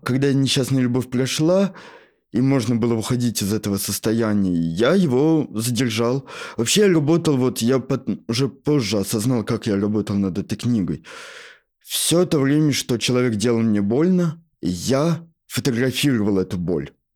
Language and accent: Russian; Shatura, Moscow Oblast, Russia; я сам из Подмосковья